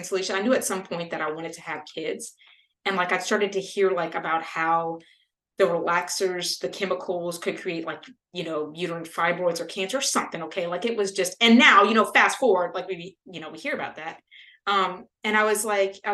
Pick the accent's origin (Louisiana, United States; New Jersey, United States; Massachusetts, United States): Louisiana, United States; I grew up in Louisiana